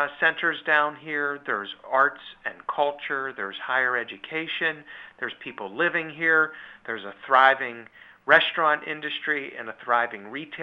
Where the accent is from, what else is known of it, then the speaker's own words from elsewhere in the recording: Pittsburgh, Pennsylvania, United States; also born or lived in Baldwin, Pennsylvania; I'm born and raised in Pittsburgh. I've lived here all of my life.